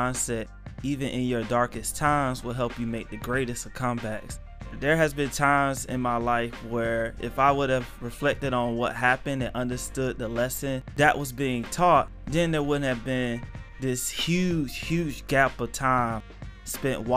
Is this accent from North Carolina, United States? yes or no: yes; North Carolina, United States; also born or lived in Illinois; born in Illinois, moved to North Carolina when I was younger. I was mostly raised in a single parent home.